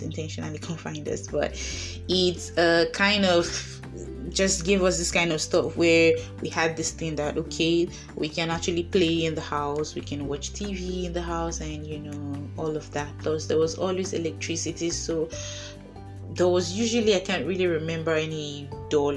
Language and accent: English; Idah, Kogi, Nigeria; moved away as an adult; also born or lived in Lagos, Nigeria; now in Russia; I was bred and bottered in Ida, Kogi State